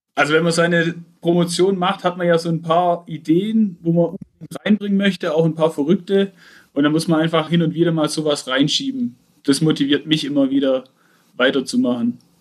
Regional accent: Aalen, Baden-Württemberg, Germany; ich komme aus Aalen, näher Stuttgart, auf der schönen Ostalb

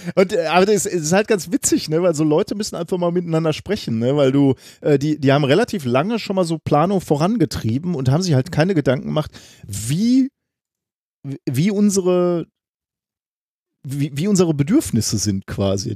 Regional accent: Ruhr area, North Rhine-Westphalia, Germany; wir sind an ähnlichen Straßen groß geworden, nämlich klassisch Straßen im, im Ruhrgebiet

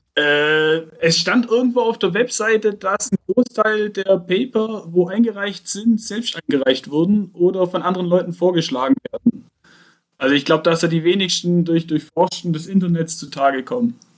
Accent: Aalen, Baden-Württemberg, Germany; ich komme aus Aalen, näher Stuttgart, auf der schönen Ostalb

